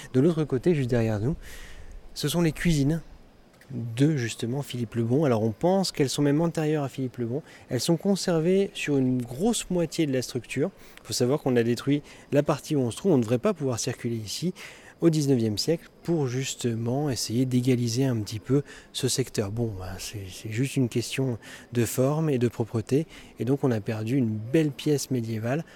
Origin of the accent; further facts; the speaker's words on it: Dijon, Bourgogne-Franche-Comté, France; ma ville natale